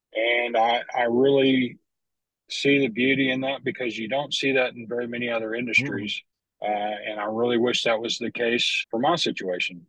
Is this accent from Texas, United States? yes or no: yes; Lubbock, Texas, United States; I grew up in Lubbock, uh, up in West Texas, Panhandle. Lived there for 22 years